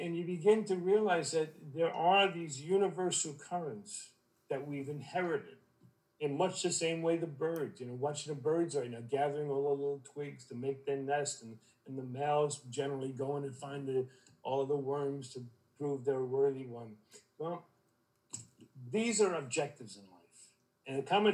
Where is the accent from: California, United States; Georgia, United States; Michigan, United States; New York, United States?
New York, United States; New York City; moved away as an adult; also born or lived in Vermont; I'm from Brooklyn, I was in Vermont for a long time.